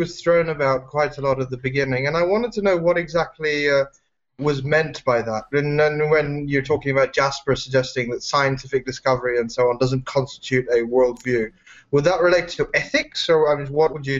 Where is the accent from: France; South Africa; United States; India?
India; now in Toronto, Canada; I am originally from India, but my family is partly British as well.